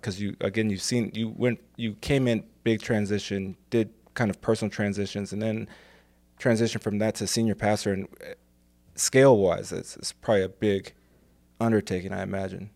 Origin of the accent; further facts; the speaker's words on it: Ferguson, Missouri, United States; also born or lived in England; I grew up in Saint Louis. I grew up in Ferguson.